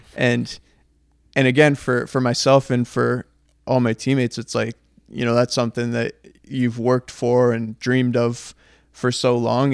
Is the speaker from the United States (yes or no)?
no; Canada; we're Canadian